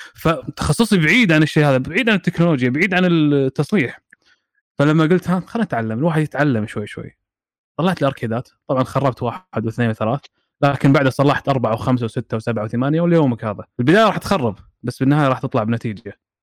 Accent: Kuwait; عندنا بالكويت

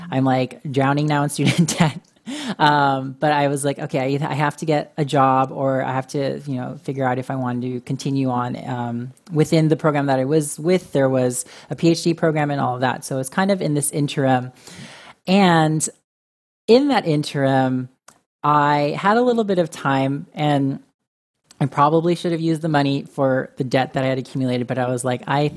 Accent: Orange County, California, United States; moved away as an adult; now in New York, United States; I grew up in a suburban Orange County

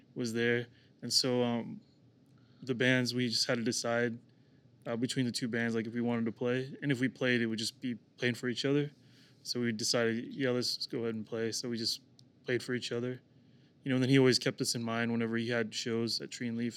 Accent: Kansas City, Missouri, United States; also born or lived in Oklahoma; I was born in Kansas City, Missouri, and then James and Andy were born in Oklahoma City

